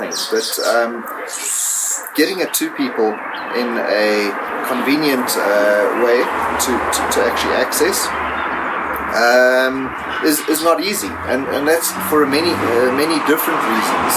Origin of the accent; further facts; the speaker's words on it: Zimbabwe; moved away as an adult; also born or lived in Johannesburg, South Africa; now in South Africa; I was born in Johannesburg. I grew up in Zimbabwe, and I was farming there for many years